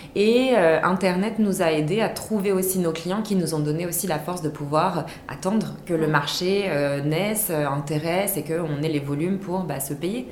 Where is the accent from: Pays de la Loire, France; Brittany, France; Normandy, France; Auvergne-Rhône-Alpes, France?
Auvergne-Rhône-Alpes, France; Vichy; j'ai grandi dans le Méditermal Spa des Célestins à Vichy